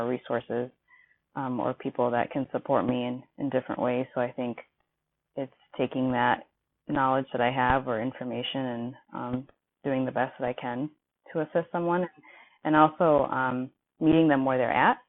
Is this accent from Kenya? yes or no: yes; Kenya; now in Milwaukee, United States; I'm originally from Kenya, but currently living in Milwaukee, Wisconsin